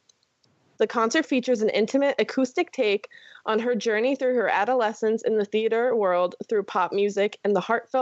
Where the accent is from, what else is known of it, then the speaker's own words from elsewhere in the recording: Fort Lauderdale or West Palm, Florida, United States; now in New York, United States; my hometown area of Fort Lauderdale or West Palm